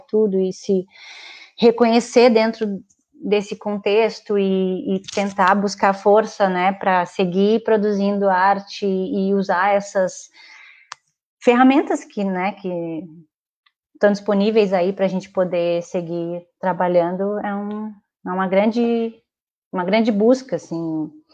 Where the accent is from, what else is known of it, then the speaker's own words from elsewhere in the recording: Rio Grande, Rio Grande do Sul, Brazil; moved away as an adult; now in Porto Alegre, Brazil; sou de Rio Grande, sim, natural daí, Faz pouco tempo que eu estou morando em Porto Alegre.